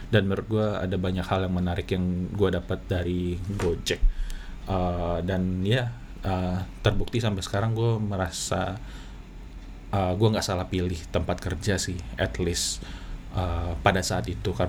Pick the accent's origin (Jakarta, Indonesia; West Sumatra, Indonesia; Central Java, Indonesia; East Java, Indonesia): West Sumatra, Indonesia; Padang; accent: Padang; gue berpikir bahwa aksen gue aneh gue dari Padang takut ada aksen Padangnya tapi setelah gue pikir-pikir ya udahlah emang aslinya Padang ya apa boleh buat uh, pasti akan ada aksen Padang